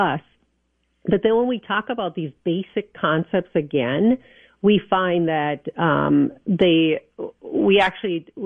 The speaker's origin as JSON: {"language": "English", "town": "New Prague", "region": "Minnesota", "country": "United States", "tie": "born or raised there", "said": "I grew up in New Prague"}